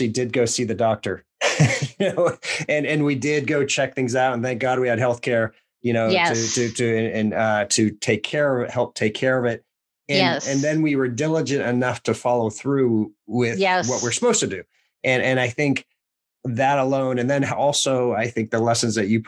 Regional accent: Lynn, Massachusetts, United States; we're both from Boston Lynn area.

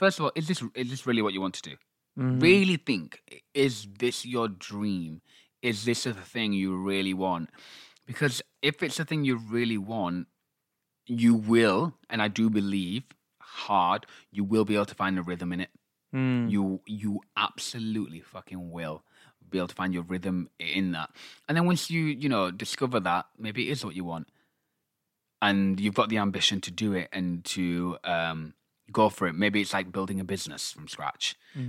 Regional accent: Pakistan; I'm Pakistani.

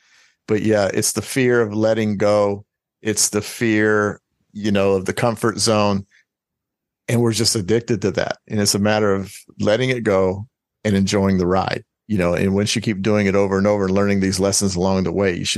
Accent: Florida, United States; born there; also born or lived in Spain / Hawaii; I was born in Florida, went to Spain immediately. Well, went to Hawaii for about 6 months and then we went to Spain.

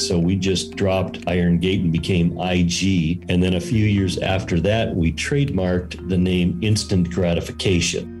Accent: Minneapolis, Minnesota, United States; also born or lived in Las Vegas; now in Cedar City, United States; I grew up initially in Minneapolis, moved to Las Vegas in 1985

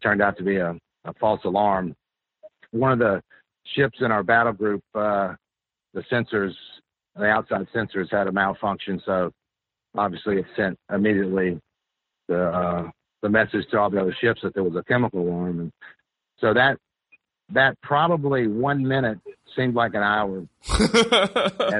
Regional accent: Hattiesburg, Mississippi, United States; moved away as an adult; also born or lived in Staten Island / Philadelphia; the local college in my hometown, University of Southern Mississippi

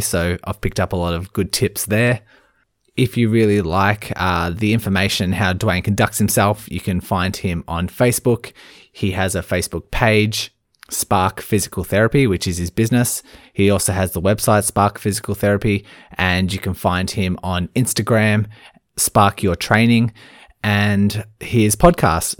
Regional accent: Melbourne, Victoria, Australia; I'm from Melbourne, Australia

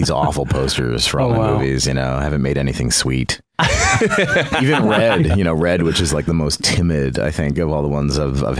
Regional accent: Lancaster, Pennsylvania, United States; also born or lived in Bucks County, Pennsylvania; I grew up in Lancaster, Pennsylvania

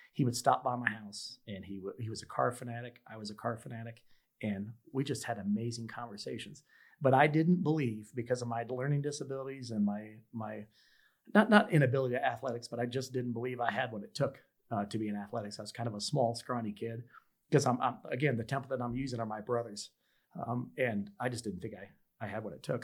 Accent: Kansas City, United States; I grew up in Kansas City

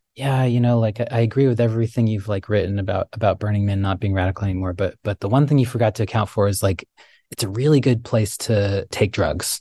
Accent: Tucson, Arizona, United States; moved away; I grew up in the Sonoran Desert in, in Tucson

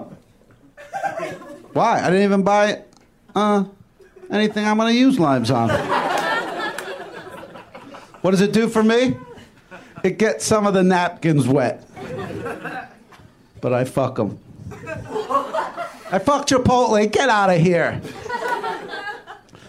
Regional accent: New Jersey, United States; now in Los Angeles, United States; I'm originally from New Jersey. I'm out in L.A. doing stand-up comedy

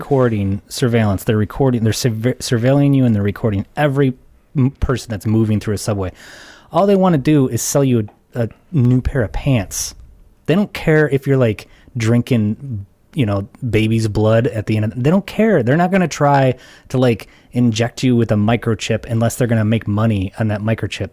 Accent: United States; as an American

